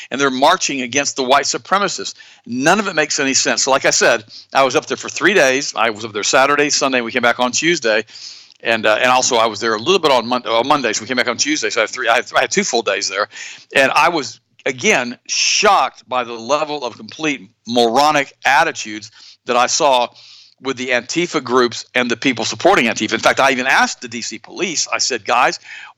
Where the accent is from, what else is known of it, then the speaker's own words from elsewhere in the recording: United States; we as American people